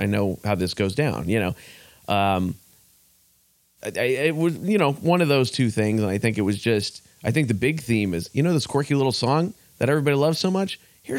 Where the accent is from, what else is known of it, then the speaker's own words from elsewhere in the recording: San Jose, California, United States; now in Milpitas, United States; I grew up in San Jose, and I literally live 6 blocks across the border now.